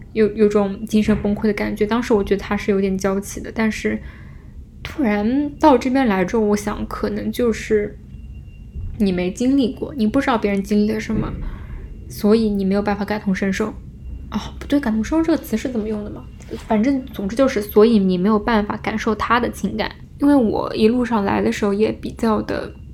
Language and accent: Chinese; Jiangsu, China; 我是江苏人，我家离上海还是相对来说比较近的